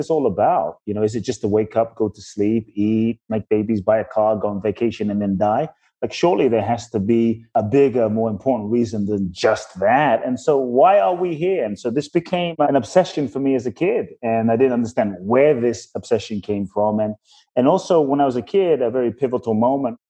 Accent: London, United Kingdom; also born or lived in Ghana; I grew up in London.

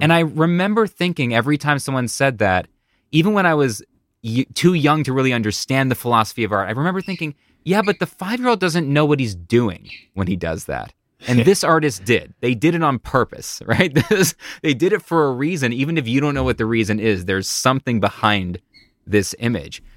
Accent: Buffalo, New York, United States; moved away; I'm from Buffalo, New York originally

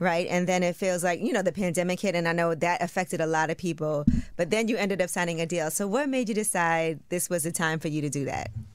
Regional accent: New York, United States; I'm from New York.

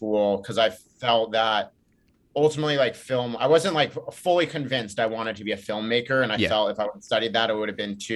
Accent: Laguna Beach, California, United States; I grew up in Laguna Beach, California, which is an hour south

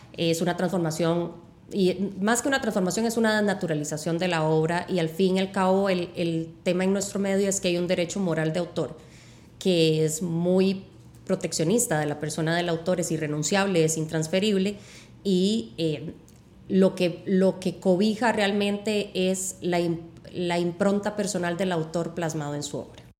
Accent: Costa Rica; somos un país pequeño

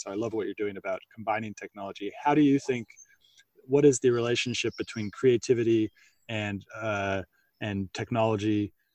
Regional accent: United States; accent: American; my American accent

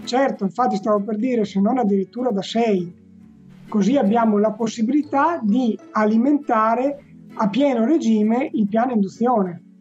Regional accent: Romagna Riviera, Emilia-Romagna, Italy; nella riviera romagnola, eh, che è la mia terra

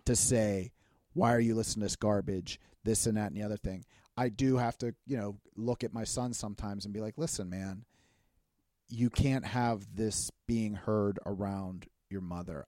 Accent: Pittsburgh, Pennsylvania, United States; we're from Pittsburgh

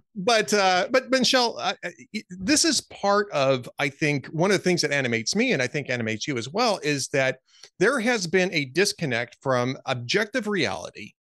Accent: Southern California, United States; also born or lived in Minnesota / Central Texas; now in Texas, United States; I grew up in Southern California, I ended up moving to Minnesota

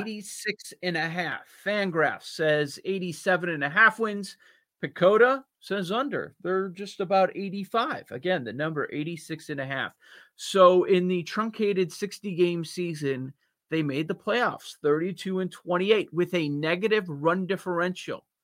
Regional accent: Chicago, Illinois, United States; I grew up on the North Side.

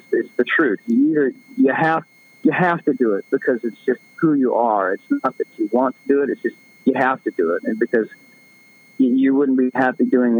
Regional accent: Florida, United States; I'm from Florida

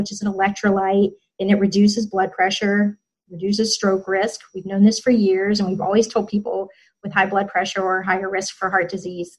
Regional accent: Alabama, United States; I'm from Alabama

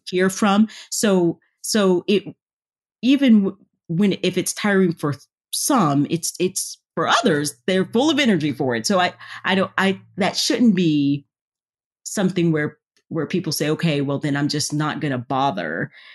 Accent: the South, United States; I'm from the South.

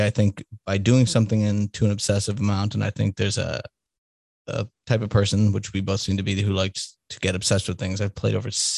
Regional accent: Salem, Massachusetts, United States; also born or lived in Denver / Boston; now in Kansas City, United States; I grew up in Salem, Mass

